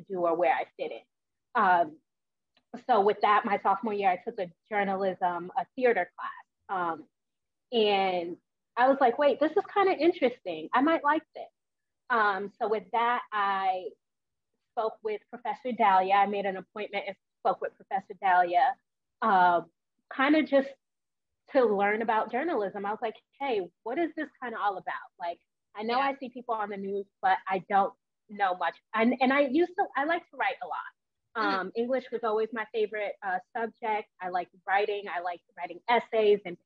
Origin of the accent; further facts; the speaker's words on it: New York, United States; moved away as an adult; also born or lived in West Virginia; I'm originally from New York